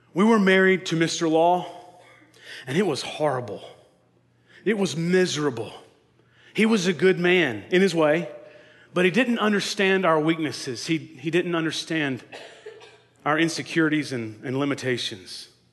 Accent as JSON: {"language": "English", "region": "North Carolina", "country": "United States", "tie": "born or raised there", "said": "the last Mohicans was filmed in my hometown."}